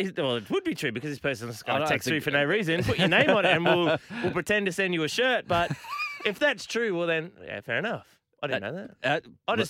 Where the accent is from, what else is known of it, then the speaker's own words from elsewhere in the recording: New South Wales, Australia; Yeah. I'm from the Shire.